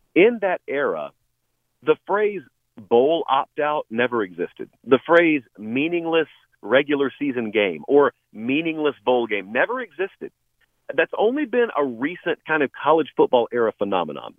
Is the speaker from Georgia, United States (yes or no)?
yes; rural Georgia, United States; moved away; I grew up in rural Georgia